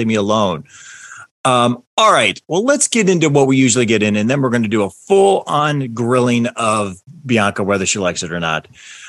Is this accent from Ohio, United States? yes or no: yes; Cleveland, Ohio, United States; moved away; I'm originally from Cleveland